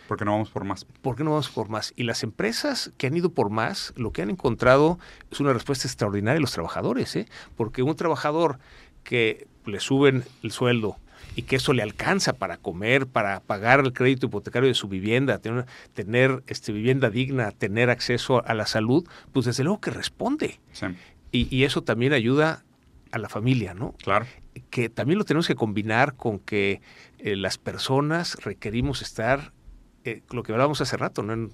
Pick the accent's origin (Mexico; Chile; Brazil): Brazil; moved away; Sí, yo soy brasileño.